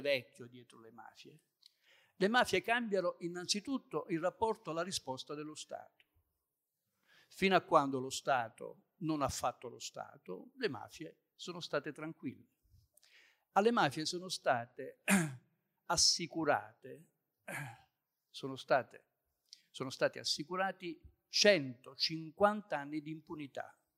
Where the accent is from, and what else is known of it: Southern Italy, Italy